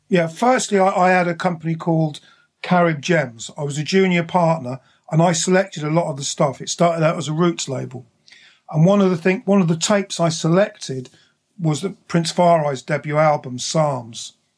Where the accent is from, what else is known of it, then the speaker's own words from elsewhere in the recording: High Wycombe, South East England, United Kingdom; moved away as an adult; also born or lived in London / Slough, Berkshire; I went to school in, in Berkshire, in Slough, and then High Wycombe